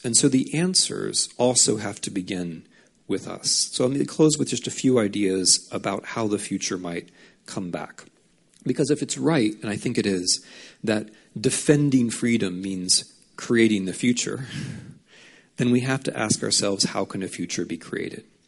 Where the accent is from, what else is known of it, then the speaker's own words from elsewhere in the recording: United States; accent: heavy American; I'm an American and you notice my heavy American accent.